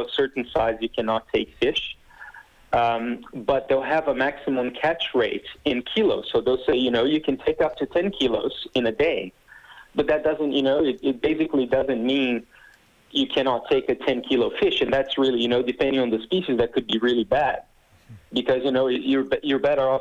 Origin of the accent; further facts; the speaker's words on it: Brazil; first language Portuguese; English is a second language; I'm native from Brazil, so I speak Portuguese